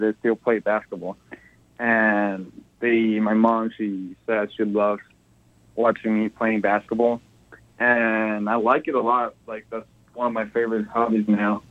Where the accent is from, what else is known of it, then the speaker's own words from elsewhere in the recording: Ciudad Juarez, Chihuahua, Mexico; also born or lived in El Paso, Texas; I'm very, very much from El Paso as I am from Juarez